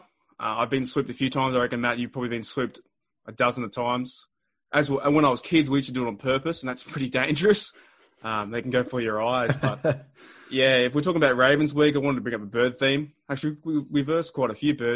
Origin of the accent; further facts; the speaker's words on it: Australia; as an Australian fan here